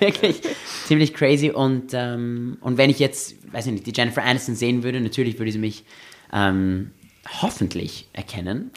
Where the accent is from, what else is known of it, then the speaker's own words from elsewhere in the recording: Austria; also born or lived in Los Angeles; ich bin auch in Österreich aufgewachsen